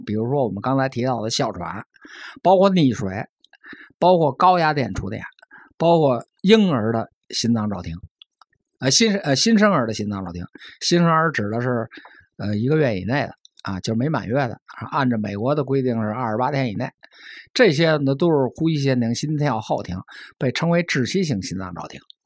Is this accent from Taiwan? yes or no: no; China; 我是中国人